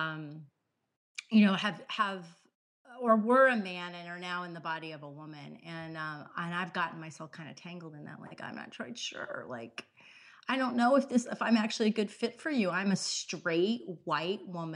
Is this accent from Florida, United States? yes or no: yes; South Florida, United States; my family's from Southern Indiana and I was raised in South Florida